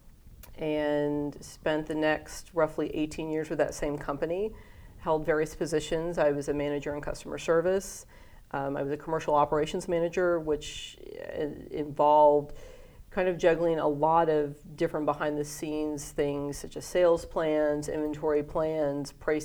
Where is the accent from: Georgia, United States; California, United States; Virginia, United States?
Georgia, United States; Atlanta; also born or lived in Hawaii; Hawaii and spent most of my childhood in the southeastern United States. I consider Atlanta to be my hometown because we moved there when I was young, and that's where I've been through school and grew up.